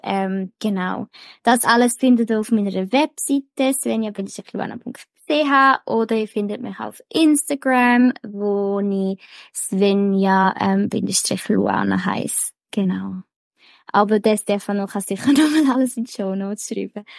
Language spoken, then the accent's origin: German; Switzerland; bei uns in der Schweiz